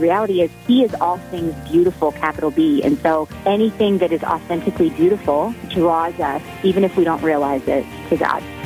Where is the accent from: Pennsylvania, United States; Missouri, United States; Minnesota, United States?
Missouri, United States; St. Louis; moved away as an adult; now in Springfield, United States; Born and raised in St. Louis